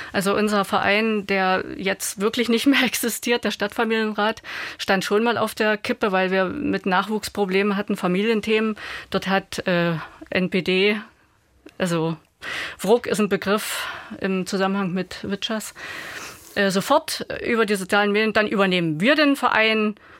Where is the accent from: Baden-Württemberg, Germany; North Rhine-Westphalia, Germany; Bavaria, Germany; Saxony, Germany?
Saxony, Germany; Ostritz; mein Heimatort, mein ehemaliger Ostritz